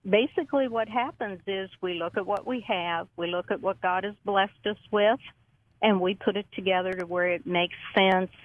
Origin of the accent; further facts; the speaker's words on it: Indianapolis, Indiana, United States; moved away as an adult; also born or lived in Arkansas; Originally, I'm from Indianapolis, Indiana